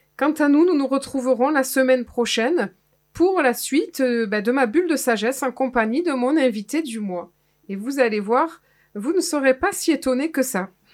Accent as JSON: {"language": "French", "area": "Clairac", "region": "Nouvelle-Aquitaine", "country": "France", "tie": "born or raised there", "said": "je suis de Clérac et Clérac, c'est le fief euh, des, des, guerres de religion"}